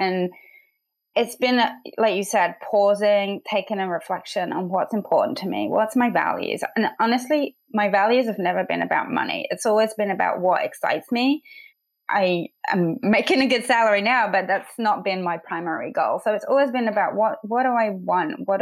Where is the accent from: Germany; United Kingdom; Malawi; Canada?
United Kingdom; England; moved away as an adult; also born or lived in Manchester; now in United States; So my accent is a little funny. I'm from England, and I grew up there in a village of 400 people, very tiny, and a farming community